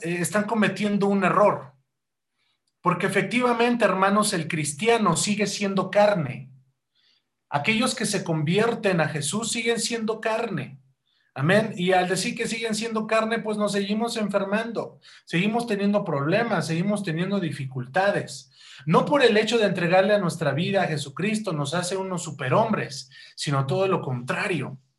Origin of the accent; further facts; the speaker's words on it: Mexico; nosotros como cristianos y como mexicanos